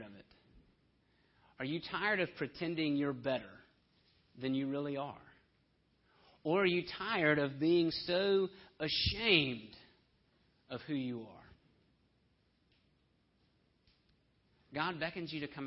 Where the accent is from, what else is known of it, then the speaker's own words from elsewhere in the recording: Homewood, Alabama, United States; I'm from Homewood, Alabama